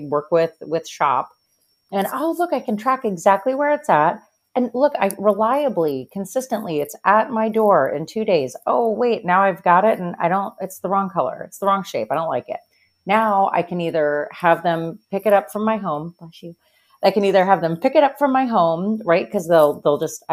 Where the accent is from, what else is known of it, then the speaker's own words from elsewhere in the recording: Pennsylvania, United States; I'm from Pennsylvania